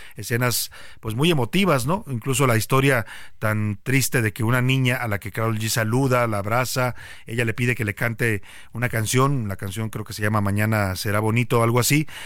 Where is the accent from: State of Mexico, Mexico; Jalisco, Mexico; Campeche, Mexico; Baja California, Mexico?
Jalisco, Mexico; Guadalajara; now in Mexico City, Mexico; ahí nací y de ahí soy y amo, amo a Guadalajara, como también amo a la Ciudad de México, ya soy también mitad chilango, pero lo tapatío no se me quita